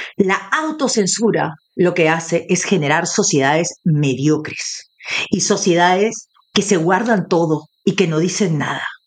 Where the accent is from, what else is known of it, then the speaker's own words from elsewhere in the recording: Peru; como latina y como peruana